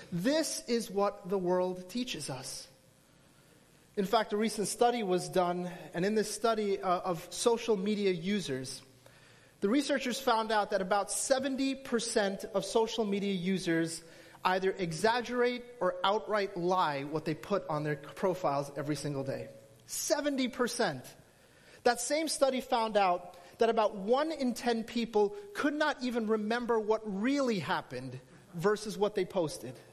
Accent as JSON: {"language": "English", "region": "New Jersey", "country": "United States", "said": "I hail from New Jersey."}